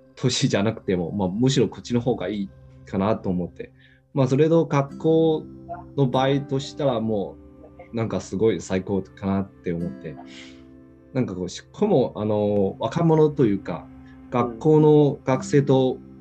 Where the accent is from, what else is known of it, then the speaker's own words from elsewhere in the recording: Xiamen, Fujian, China; Japanese is a second language; moved away as an adult; now in Japan; 僕の出身というか、まあ、中国のアモ